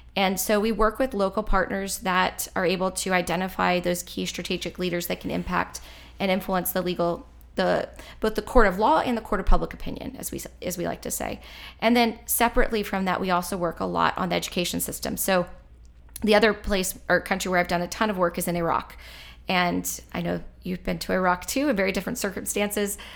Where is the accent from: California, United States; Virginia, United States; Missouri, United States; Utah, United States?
Virginia, United States; Powhatan; I grew up in Powhatan, which is, uh, just south of where we're at, Central Virginia, rural community